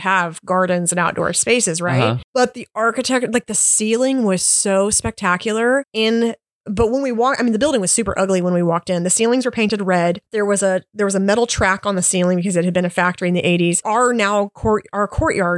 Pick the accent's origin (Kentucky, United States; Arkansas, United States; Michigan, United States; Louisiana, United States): Arkansas, United States; Washington County; moved away as an adult; also born or lived in California; we grew up in Washington County